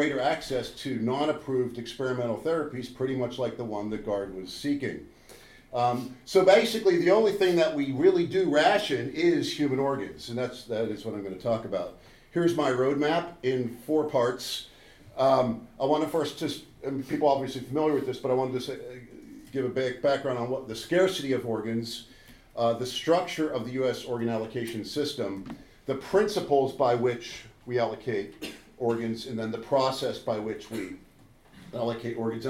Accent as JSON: {"language": "English", "region": "Minnesota", "country": "United States", "said": "I'm from Minnesota, which is right here in the upper middle of the United States"}